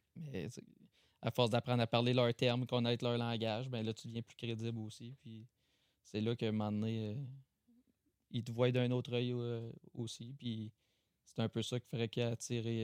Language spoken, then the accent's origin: French; Chesterville, Quebec, Canada; On vient de Chester, hein, Chesterville, à côté de Saint-Paul